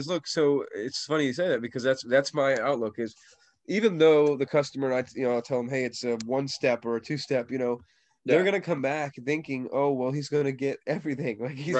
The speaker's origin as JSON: {"language": "English", "region": "Indiana", "country": "United States", "moved": "yes", "lives_now": "Florida, United States", "said": "You know, I'm from Indiana. Like, and I'm a Floridian now. I've lived here most of my life. I'm from Indiana, right."}